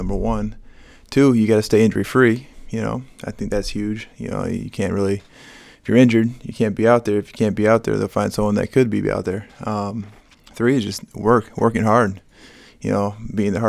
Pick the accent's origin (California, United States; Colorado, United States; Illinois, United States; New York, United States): Illinois, United States; Chicago; growing up in Chicago, my parents were originally from Michigan